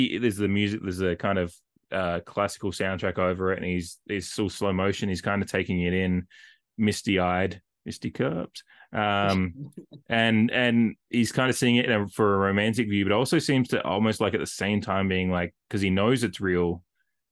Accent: Australia; as me and as an Australian

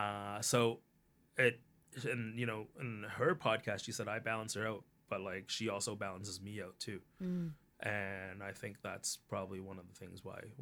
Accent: Canada; yes, this is part of me, but being Canadian is also the other part. And it can coexist.

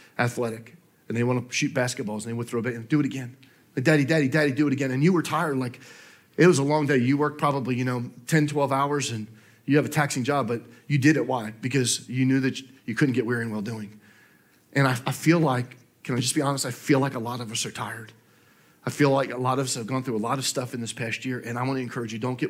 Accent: New Jersey, United States; now in Augusta, United States; I grew up in New Jersey

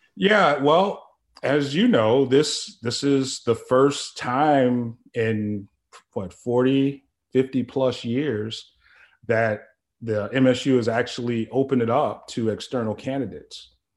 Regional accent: Chicago, Illinois, United States; moved away; I'm originally from Chicago, and it's just a short drive. My family is still in the area.

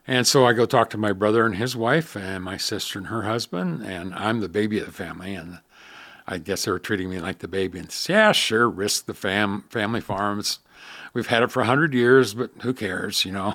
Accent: Southwest Iowa, United States; I still get to live in my hometown

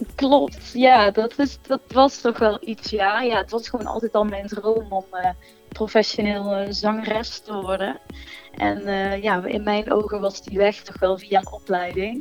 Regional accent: Gemert, North Brabant, Netherlands; ik kom uit Gemert, Zuidoost-Brabant

